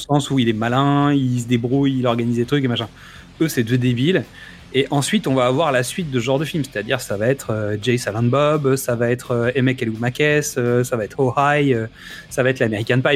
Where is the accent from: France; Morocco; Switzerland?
France; avec lesquels on a grandi, nous, en France aussi